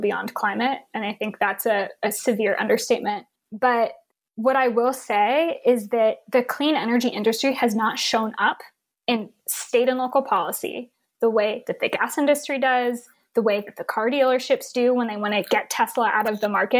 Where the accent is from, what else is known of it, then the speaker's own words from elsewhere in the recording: Houston, Texas, United States; I grew up in Houston